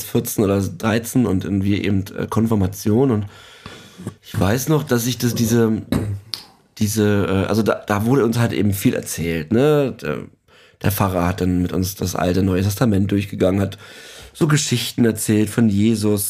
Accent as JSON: {"language": "German", "region": "eastern Germany", "country": "Germany", "tie": "born or raised there", "said": "ich bin ja im, im Ostteil Deutschlands groß geworden"}